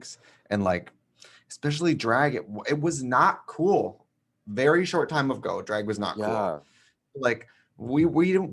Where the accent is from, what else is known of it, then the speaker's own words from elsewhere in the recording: Milwaukee, Wisconsin, United States; moved away; I was in Milwaukee, my hometown.